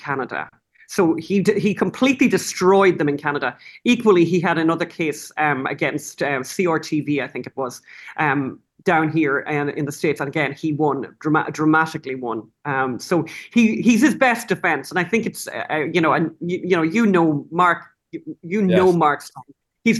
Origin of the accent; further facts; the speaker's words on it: Ireland; I'm from Ireland